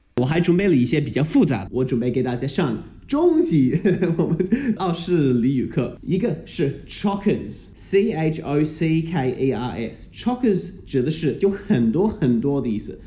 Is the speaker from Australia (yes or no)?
yes; Melbourne, Victoria, Australia; first language English; Chinese is a second language; 我是一个澳洲人，我从小在全世界最宜居住的城市，啊，我在浙江墨尔本长大